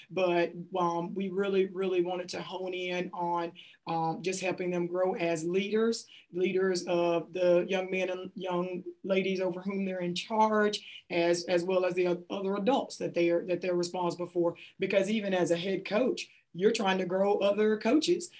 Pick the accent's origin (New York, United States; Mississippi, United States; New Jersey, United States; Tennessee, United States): Mississippi, United States; Kelly Settlement; grew up in a community outside of Hattiesburg called uh, Kelly Settlement and I graduated from South Jones High School in Ellisville, Mississippi.